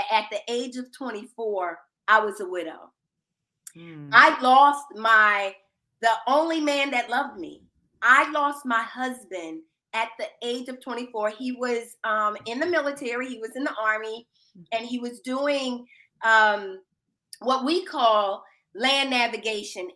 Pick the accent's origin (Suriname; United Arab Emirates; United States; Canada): United States; Philadelphia, Pennsylvania; I'm originally from Philadelphia, Pennsylvania. I'm inner city.